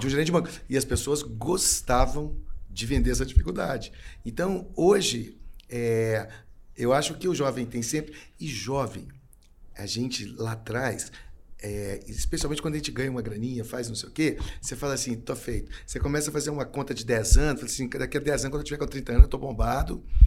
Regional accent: Belo Horizonte, Minas Gerais, Brazil; sou de Belo Horizonte.

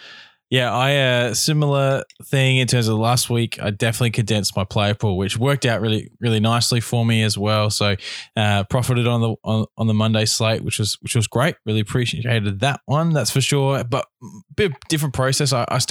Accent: Australia; It's where all the Australians can play. So we are Australian, so we talk about DraftStars.

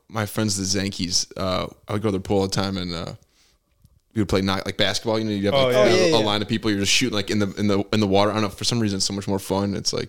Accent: Bartlett, Illinois, United States; I grew up in Bartlett, but I went to a private school.

